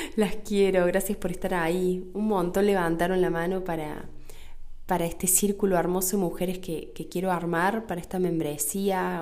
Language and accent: Spanish; Argentina; acá en Argentina, en mi país